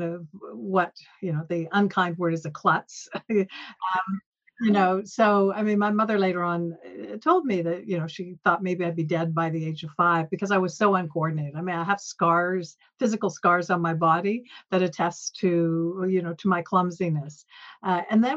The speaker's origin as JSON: {"language": "English", "town": "Peterborough", "region": "Ontario", "country": "Canada", "tie": "born or raised there", "also_born_or_lived": "Toronto", "said": "I was born in Toronto, but at age five moved to Peterborough, which was a smaller town"}